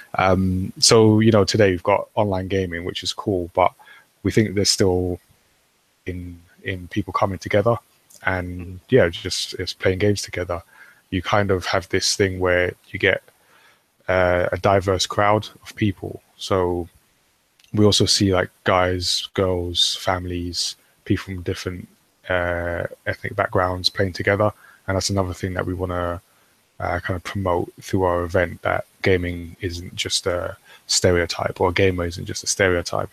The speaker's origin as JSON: {"language": "English", "country": "United Kingdom", "said": "I'm British. We're British, and we make manga."}